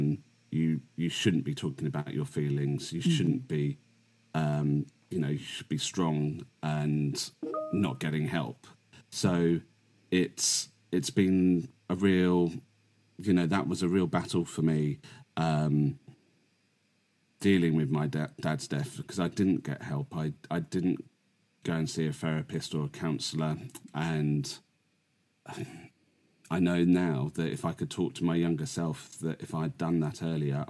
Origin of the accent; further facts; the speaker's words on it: England, United Kingdom; living in the UK, in England